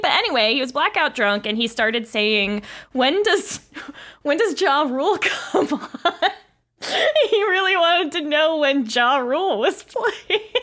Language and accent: English; Florida, United States; I am from Florida, in a way